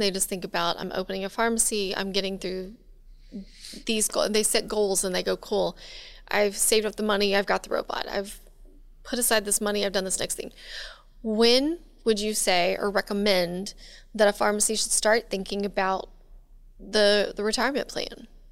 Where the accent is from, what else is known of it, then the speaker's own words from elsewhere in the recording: Texas, United States; now in Louisiana, United States; I grew up in Texas, Tornado Alley